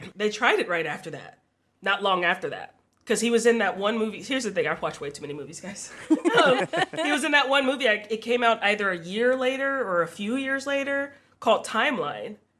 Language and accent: English; the South, United States; I grew up in the South